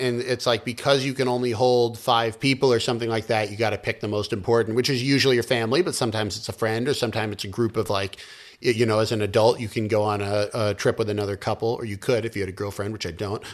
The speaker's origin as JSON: {"language": "English", "country": "United States", "moved": "as an adult", "lives_now": "China", "said": "I'm an American"}